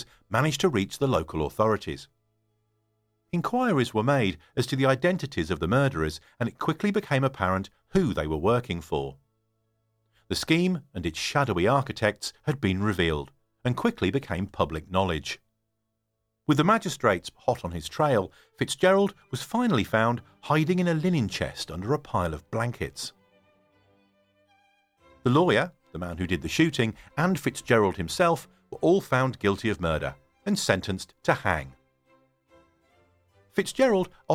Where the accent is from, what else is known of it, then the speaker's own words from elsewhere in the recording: United Kingdom; I'm a Brit based in the UK